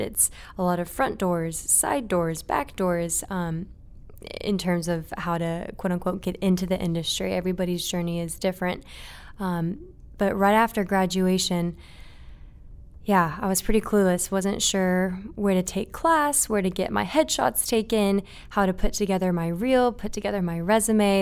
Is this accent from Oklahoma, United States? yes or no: no; Marietta, Georgia, United States; also born or lived in Japan; I was born and raised in Japan until I was seven, and then I moved to Marietta, which is where we're at right now